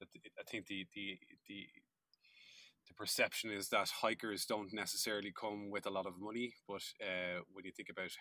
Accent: Ireland; we're both from Ireland

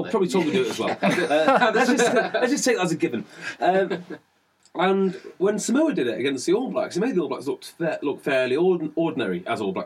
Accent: Welsh, Wales, United Kingdom; as a Welshman

